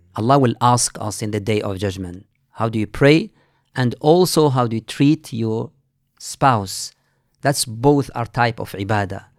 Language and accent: English; Mauritania; moved away as an adult; now in Manchester, United Kingdom; I'm from Mauritania